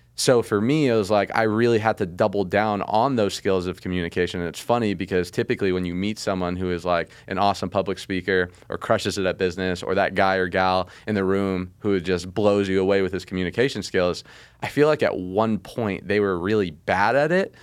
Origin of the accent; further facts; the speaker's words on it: Las Vegas, Nevada, United States; I grew up in Vegas